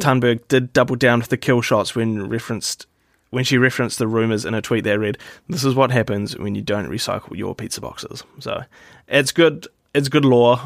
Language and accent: English; New Zealand; I'm from New Zealand